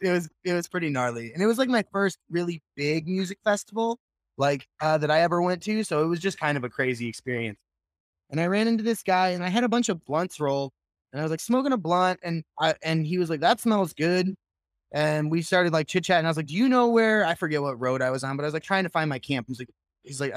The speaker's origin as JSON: {"language": "English", "area": "just outside Chicago", "region": "Illinois", "country": "United States", "tie": "born or raised there", "also_born_or_lived": "Santa Rosa, California", "moved": "as an adult", "lives_now": "California, United States", "said": "I grew up just outside Chicago, about 30 minutes west of the city in the suburbs."}